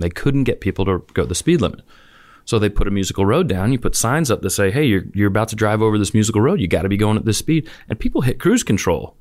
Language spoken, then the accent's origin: English; New Orleans, Louisiana, United States; moved away as an adult; also born or lived in Auburn, Alabama; I grew up in the suburbs of New Orleans.